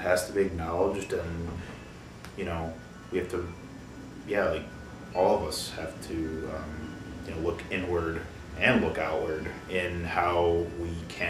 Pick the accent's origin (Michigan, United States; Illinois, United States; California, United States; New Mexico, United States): Illinois, United States; Chicago; now in Milwaukee, United States; I'm from Chicago.